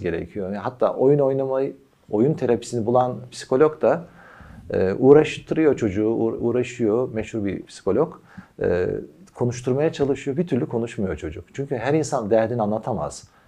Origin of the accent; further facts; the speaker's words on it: Kütahya, Turkey; biz Kütahyalıyız.